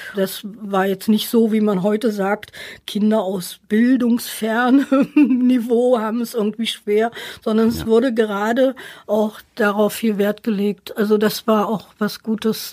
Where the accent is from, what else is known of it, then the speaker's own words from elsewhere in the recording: Magdeburg, Saxony-Anhalt, Germany; also born or lived in Haldensleben / Jena / Cologne / Weimar; now in Essen, Germany; ich bin in Magdeburg-Sudenburg aufgewachsen